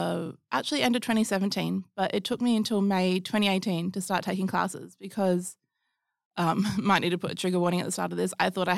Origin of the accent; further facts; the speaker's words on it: Geraldton, Western Australia, Australia; And then in 2017, Sugar Blue Burlesque came to Geraldton, where I was living at the time, mm-hmm. my hometown.